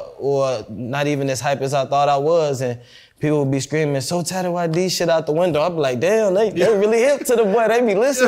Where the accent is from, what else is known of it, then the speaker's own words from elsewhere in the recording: Chicago, Illinois, United States; now in Dallas, United States; I'm from Chicago, I'm from the West Side. So, like, where I'm from, it's heavy violence.